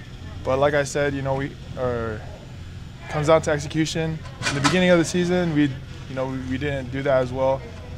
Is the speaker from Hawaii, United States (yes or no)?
yes; Hawaii, United States; now in Utah, United States; I'm from Hawaii